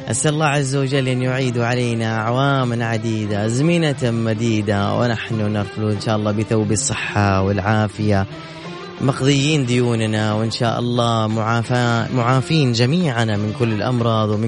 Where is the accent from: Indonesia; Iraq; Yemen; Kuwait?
Yemen; Sanaa, Amanat Al Asimah; now in Jeddah, Saudi Arabia; من اليمن من عدن لا من صنعاء العاصمه